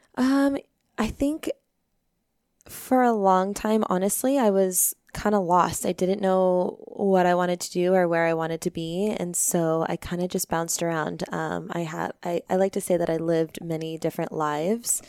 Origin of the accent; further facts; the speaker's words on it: Peoria, Arizona, United States; also born or lived in Phoenix, Arizona / Anthem, Arizona / Tempe, Arizona / Maricopa, Arizona; born and raised in Arizona. Um, I grew up in Peoria